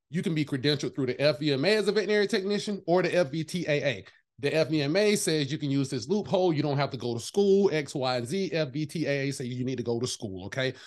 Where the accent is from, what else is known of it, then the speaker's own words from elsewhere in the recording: the South, United States; I'm from the South